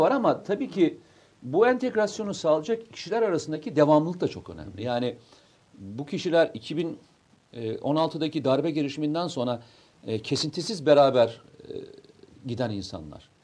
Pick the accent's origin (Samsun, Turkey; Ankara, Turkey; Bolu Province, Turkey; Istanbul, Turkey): Samsun, Turkey; moved away; bir Samsunlu olarak Samsun'a geliyorum.